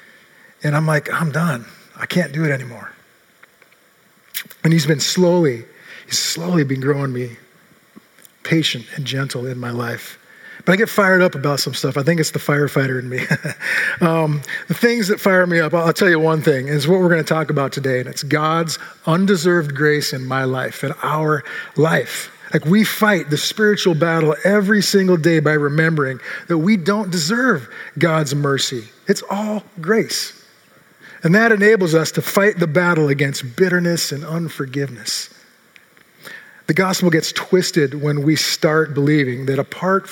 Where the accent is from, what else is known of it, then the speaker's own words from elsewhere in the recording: Seattle, Washington, United States; now in Redmond, United States; I grew up in Seattle since 1967